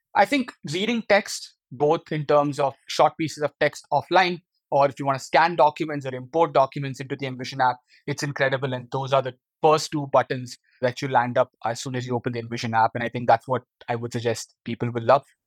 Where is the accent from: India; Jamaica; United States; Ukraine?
India; moved away as an adult; now in Netherlands; my hometown in India